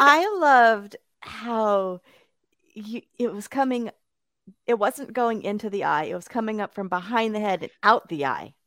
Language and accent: English; Bakersfield, California, United States; now in Chicago, United States; my hometown, that's of Bakersfield, California